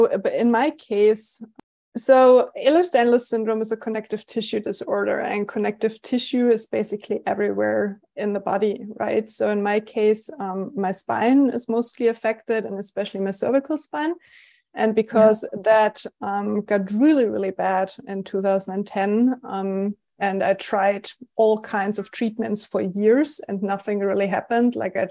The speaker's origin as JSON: {"language": "English", "country": "Germany", "accent": "German", "second_language": "English", "moved": "yes", "said": "I lived in Germany. I'm German. which you probably noticed based on my accent."}